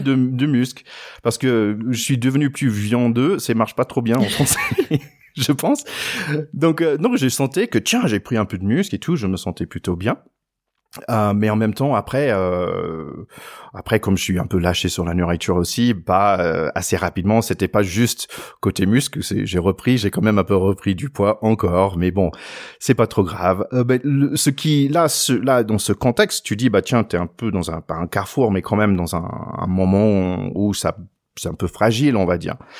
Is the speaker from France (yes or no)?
no; United States; moi en tant qu'Américain